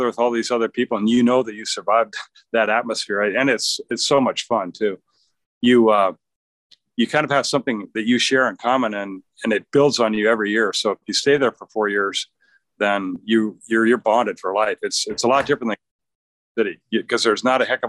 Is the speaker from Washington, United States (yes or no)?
yes; Seattle, Washington, United States; also born or lived in Pullman, Washington; I grew up in the Seattle area